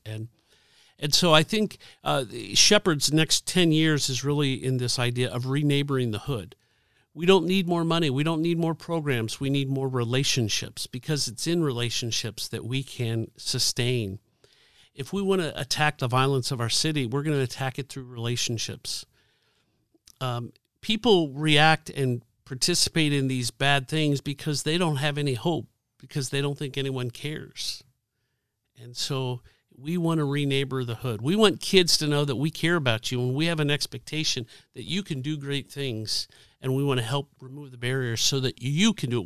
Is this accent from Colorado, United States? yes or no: no; Dayton, Ohio, United States; now in Indianapolis, United States; I grew up in Dayton, Ohio